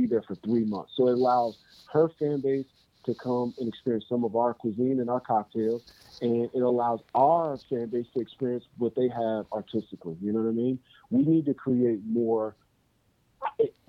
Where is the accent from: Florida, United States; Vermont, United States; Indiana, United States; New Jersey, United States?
New Jersey, United States; Newark; I grew up here in the South Ward and parts of the North Ward